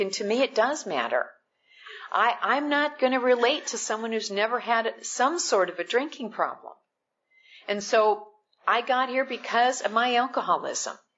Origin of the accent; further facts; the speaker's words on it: Midwest, United States; I'm I'm from the Midwest